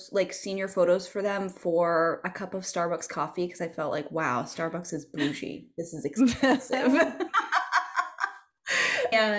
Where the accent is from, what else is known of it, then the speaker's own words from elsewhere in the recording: Massachusetts, United States; moved away as an adult; now in New York, United States; I grew up in Massachusetts and I moved to New York when I was 24